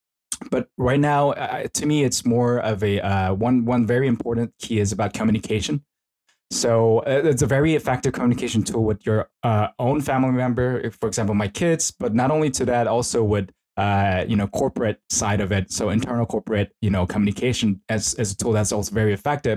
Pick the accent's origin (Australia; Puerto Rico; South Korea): South Korea; now in Tokyo, Japan; I'm originally from Korea.